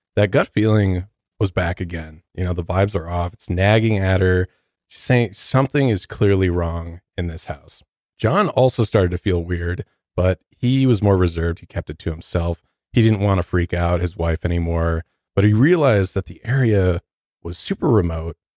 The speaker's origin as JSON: {"language": "English", "town": "Detroit", "region": "Michigan", "country": "United States", "moved": "yes", "lives_now": "Denver, United States", "said": "I'm from Detroit"}